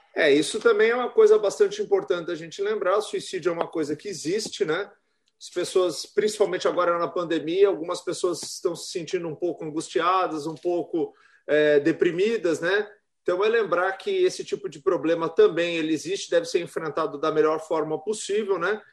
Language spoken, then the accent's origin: Portuguese; São Paulo, Brazil; now in Florianópolis, Brazil; eu sou de São Paulo também, é, apesar que eu já vivo aqui há muitos milênios, então já sou uhum. catarinense